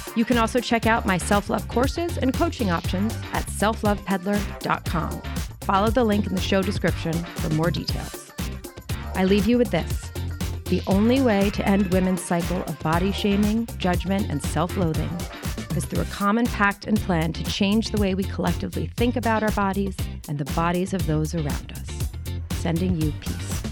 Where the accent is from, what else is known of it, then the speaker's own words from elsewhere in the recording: New York City, New York, United States; I grew up in New York City, nineteen seventy-four